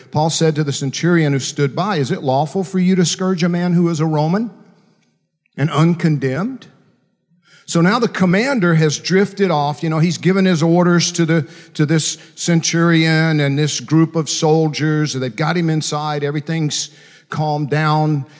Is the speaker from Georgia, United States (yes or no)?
yes; Macon, Georgia, United States; When I was 11 years old, growing up in Macon, Georgia, actually, I grew up out in farm country outside of Macon, Georgia.